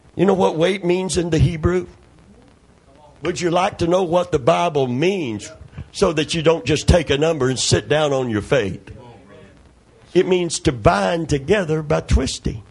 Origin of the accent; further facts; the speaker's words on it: Kentucky, United States; I'm from Kentucky